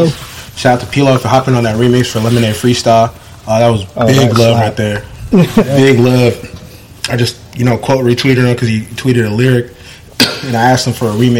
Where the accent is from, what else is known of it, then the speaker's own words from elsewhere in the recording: Union City, California, United States; growing up in Union City, everyone I grew up with was not Filipino. It wasn't sectioned off. Everyone, like my neighbor would be Indian or Vietnamese and Pali. Like I grew up with every single person.